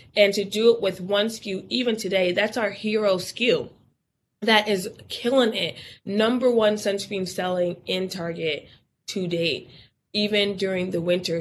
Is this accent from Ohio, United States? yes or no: no; Newburgh, New York, United States; moved away as an adult; also born or lived in Miami, Florida; I'm originally from Newburgh, New York, which if you wanted to be something or do something, you had to leave Newburgh